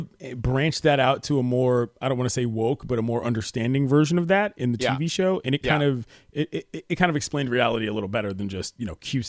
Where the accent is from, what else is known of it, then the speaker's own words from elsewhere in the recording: East Coast, United States; now in Los Angeles, United States; I live in Los Angeles. I love the beach. I love the West Coast. I love the chill lifestyle. But I'm a brother from the East Coast with two black parents.